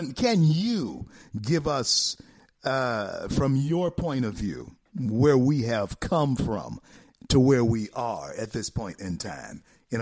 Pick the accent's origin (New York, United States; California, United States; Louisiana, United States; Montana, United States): Louisiana, United States; Shreveport; also born or lived in Colorado; I was born in Confederate Memorial Hospital in Shreveport, Louisiana.